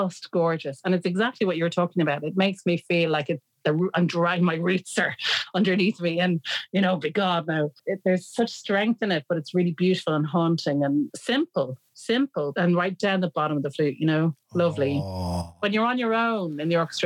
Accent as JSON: {"language": "English", "country": "Ireland", "said": "we're all Irish"}